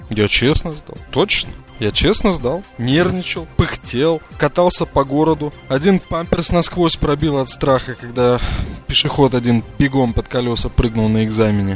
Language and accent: Russian; Riga, Latvia; я из Риги